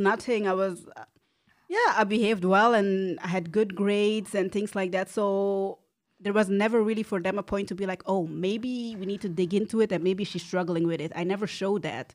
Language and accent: English; Antwerp, Flanders, Belgium; also born or lived in Rwanda; I'm from Antwerp. I grew up in Antwerp. I was born in Rwanda